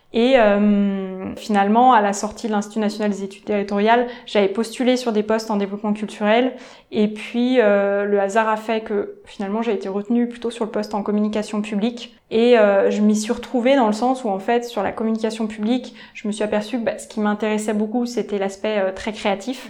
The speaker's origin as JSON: {"language": "French", "town": "Nantes", "region": "Pays de la Loire", "country": "France", "tie": "born or raised there", "also_born_or_lived": "Paris", "moved": "as an adult", "said": "je suis née à Nantes et euh, ensuite euh, je suis partie faire mes études à Paris"}